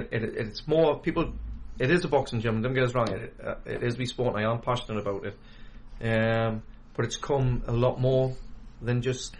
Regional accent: Newcastle upon Tyne, North East England, United Kingdom; I'm from the West End, Newcastle. I was born and bred in Scotswood.

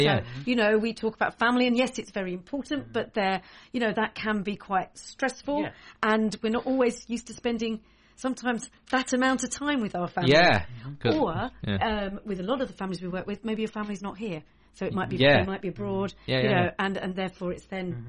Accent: Essex, East of England, United Kingdom; moved away as an adult; also born or lived in London; now in North East England, United Kingdom; I'm from Essex.

